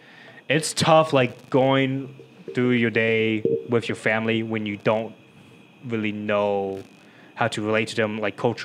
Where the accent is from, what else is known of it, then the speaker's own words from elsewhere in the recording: Euless, Texas, United States; I grew up in Euless